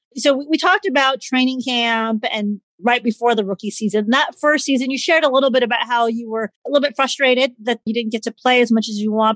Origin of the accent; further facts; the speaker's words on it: Midwest, United States; also born or lived in Southern California; I grew up in the Midwest, but I also lived out in Southern California, went to school out in, in LA area.